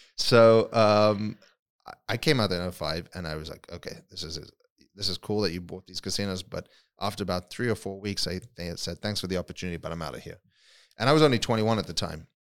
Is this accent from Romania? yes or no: no; London, United Kingdom; moved away as an adult; also born or lived in South Africa; now in Las Vegas, United States; so I was born in South Africa, uh, grew up in England, in London